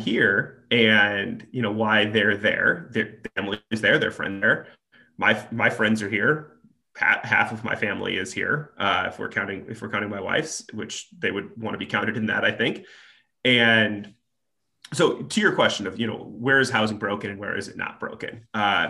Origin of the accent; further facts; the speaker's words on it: Nebraska, United States; now in Chicago, United States; I'm originally from Nebraska